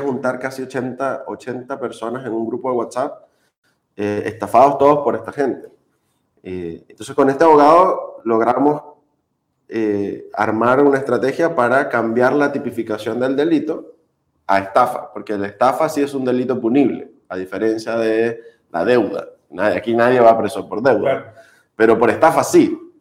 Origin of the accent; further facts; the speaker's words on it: Margarita Island, Nueva Esparta, Venezuela; moved away as an adult; now in Chile; soy, venezolano, nací en Venezuela, vengo de la isla de Margarita, la perla del Caribe